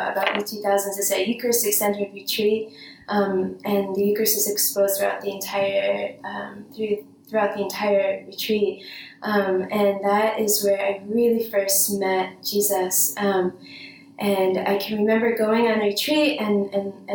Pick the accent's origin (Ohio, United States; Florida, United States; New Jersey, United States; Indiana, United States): New Jersey, United States; Bergen County; I grew up in Bergen County in New Jersey